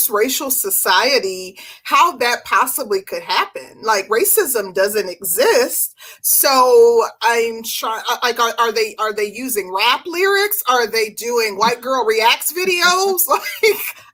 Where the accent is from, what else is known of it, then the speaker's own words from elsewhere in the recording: Midwest, United States; I'm from the Midwest